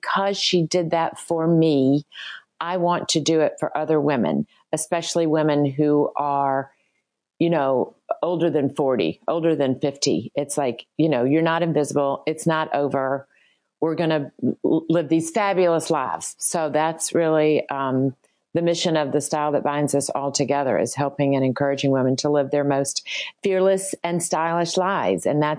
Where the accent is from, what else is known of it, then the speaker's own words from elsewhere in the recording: the South, United States; in my generation, growing up in the South, a lot of women didn't work at all.